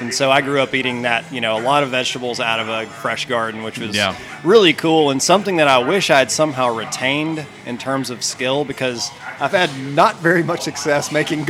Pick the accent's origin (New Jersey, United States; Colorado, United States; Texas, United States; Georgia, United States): Georgia, United States; near Helen, North; So I grew up in the mountains of North Georgia. The closest like landmark place that would be recognizable is Helen, Georgia.